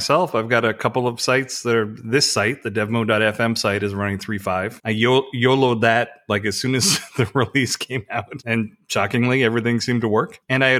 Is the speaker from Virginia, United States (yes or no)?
no; Missouri, United States; I'm from Missouri. Show me, I got to see it.